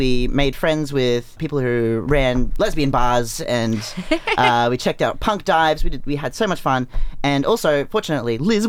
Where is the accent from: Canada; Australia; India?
Australia; Geebung, Queensland; I'm from Geebung, so...